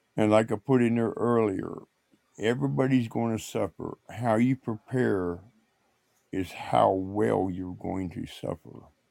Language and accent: English; Indiana, United States; my hometown where I grew up at, where I seen oil wells always pumping.